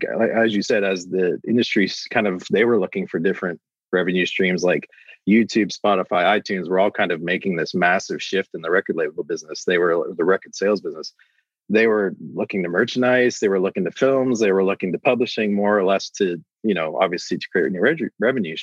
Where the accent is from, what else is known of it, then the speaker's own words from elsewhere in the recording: Canada; also born or lived in Nashville, United States; I'm actually Canadian, so my visa expired, so I moved back to Canada.